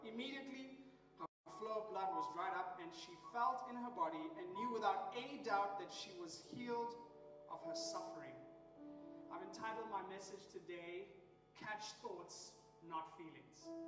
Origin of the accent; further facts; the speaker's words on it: Nairobi, Kenya; I'm from Nairobi, Kenya